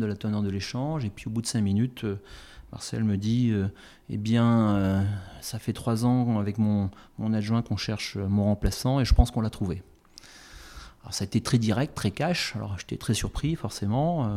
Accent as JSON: {"language": "French", "town": "Morlaix", "region": "Brittany", "country": "France", "tie": "born or raised there", "also_born_or_lived": "Brest / Quimper area / Paris", "moved": "as an adult", "said": "je suis né à Morlaix. Euh, mes parents habitent dans la région quimpéroise. Euh, j'ai fait mes études à Brest, donc je, suis un vrai Finistérien"}